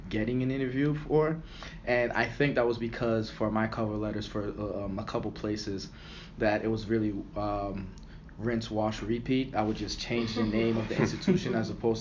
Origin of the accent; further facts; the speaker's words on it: Boston, Massachusetts, United States; moved away as an adult; I'm from Boston and wanted to kind of stay close to home.